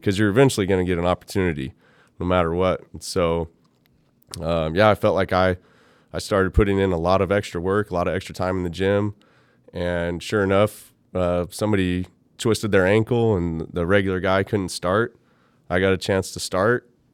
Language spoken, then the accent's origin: English; Merced, California, United States; moved away as an adult; also born or lived in Fresno / Canada; I grew up in Merced